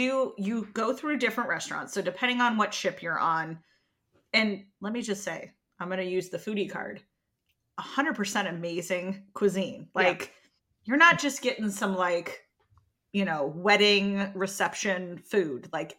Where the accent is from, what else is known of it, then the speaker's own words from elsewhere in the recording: the South, United States; I'm the Southerner that doesn't drink sweet tea